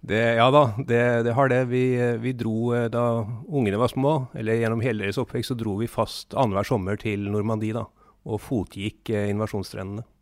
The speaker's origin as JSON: {"language": "Norwegian", "region": "Southern Norway", "country": "Norway", "said": "Og vi kom skjevt ut, for å si det sånn, som søringer."}